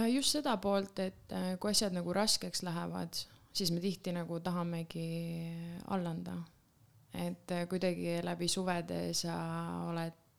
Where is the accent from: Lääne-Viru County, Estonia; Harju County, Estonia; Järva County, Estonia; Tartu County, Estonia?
Lääne-Viru County, Estonia; tulen Lääne-Virumaalt